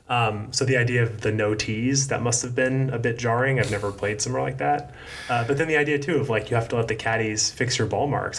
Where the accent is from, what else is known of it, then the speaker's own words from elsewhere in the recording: Atlanta, Georgia, United States; moved away; I grew up in Atlanta